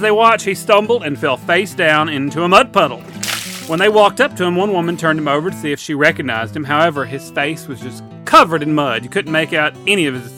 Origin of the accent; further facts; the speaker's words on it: the South, United States; as a poor boy growing up in the South